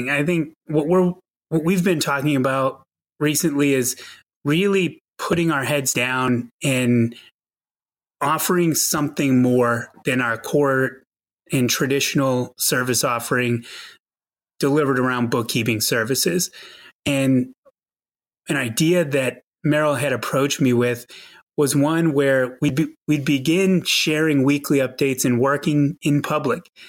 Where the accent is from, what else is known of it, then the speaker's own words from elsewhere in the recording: outside of Boston, Massachusetts, United States; now in Tucson, United States; I grew up on the East Coast outside of Boston and spent many years of my childhood shoveling snow